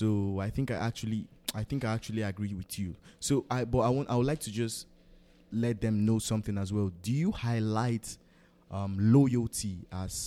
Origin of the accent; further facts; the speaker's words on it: Benue, Nigeria; I'm from Benue.